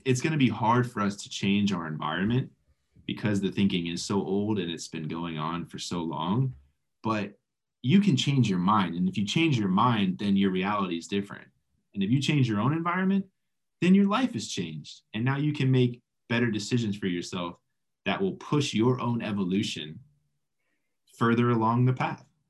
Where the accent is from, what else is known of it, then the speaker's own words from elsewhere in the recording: South Florida, United States; I'm from South Florida